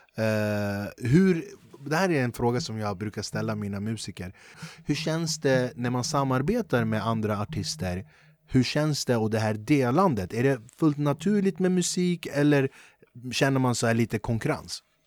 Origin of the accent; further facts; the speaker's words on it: Flemingsberg, Stockholm County, Sweden; jag är från Flemingsberg